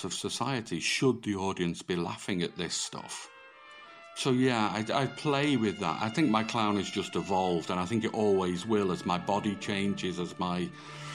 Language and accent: English; Manchester, North West England, United Kingdom; moved away as an adult; also born or lived in France; now in Limerick, Ireland; originally I'm from Manchester, so I was brought up very close to Bellevue Circus in Manchester